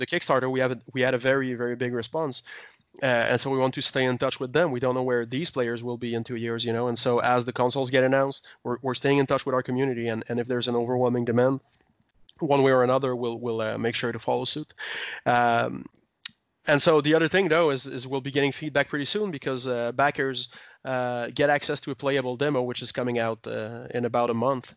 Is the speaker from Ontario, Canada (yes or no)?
no; Quebec, Canada; we're from Quebec.